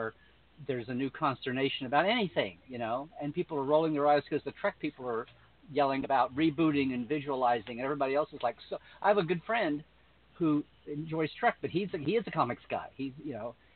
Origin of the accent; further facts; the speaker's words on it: United States; I grew up in America, so I know Superman and know Batman